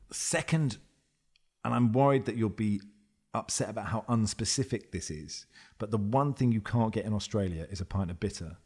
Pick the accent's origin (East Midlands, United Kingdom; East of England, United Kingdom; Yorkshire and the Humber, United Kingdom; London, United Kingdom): East of England, United Kingdom; Cambridge; I grew up in Cambridge